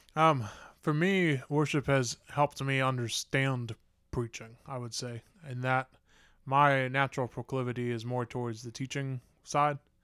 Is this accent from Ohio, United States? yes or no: yes; Huber Heights, Ohio, United States; I grew up in Huber Heights